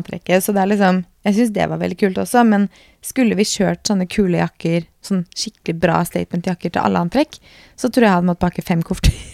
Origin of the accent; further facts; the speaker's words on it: Norway; hjemme i Norge